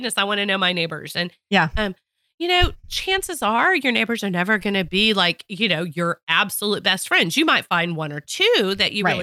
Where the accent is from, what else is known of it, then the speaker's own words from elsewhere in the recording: Texas, United States; I'm a Texan